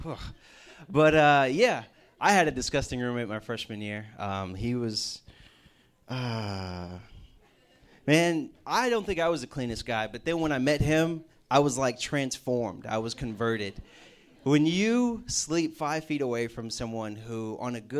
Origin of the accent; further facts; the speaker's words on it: Houston, Texas, United States; moved away as an adult; now in Morgantown, United States; We're from Houston, Texas